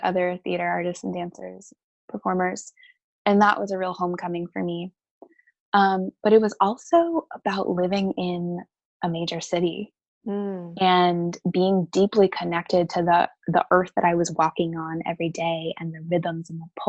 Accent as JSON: {"language": "English", "town": "Cary", "region": "North Carolina", "country": "United States", "tie": "born or raised there", "also_born_or_lived": "San Francisco, California / Asheville, North Carolina / Raleigh-Durham, North Carolina", "moved": "as an adult", "said": "I grew up in Cary, North Carolina"}